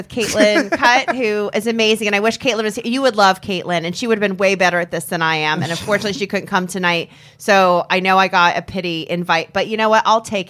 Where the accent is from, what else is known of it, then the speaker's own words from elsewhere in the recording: Peoria, Illinois, United States; Even though I was born and raised in Peoria